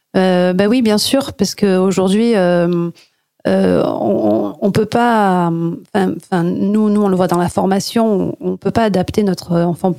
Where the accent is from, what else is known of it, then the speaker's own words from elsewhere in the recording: Marseille, Provence-Alpes-Côte d'Azur, France; moved away as an adult; now in Cévennes, France; je suis marseillaise. J'ai vécu des années à Marseille en ville